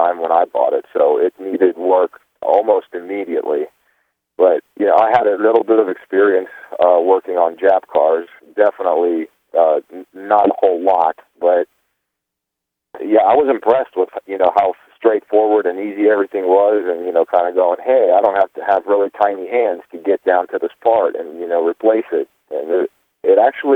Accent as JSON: {"language": "English", "region": "Virginia", "country": "United States", "said": "I'm from Virginia"}